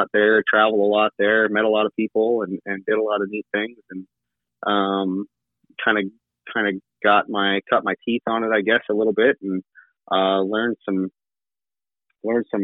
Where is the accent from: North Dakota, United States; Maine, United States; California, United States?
North Dakota, United States; Mandan; I'm from Mandan, North Dakota, which is where Chad Berger is from. I went to school with one of his kids and his nephews, and so I kind of grew up out there.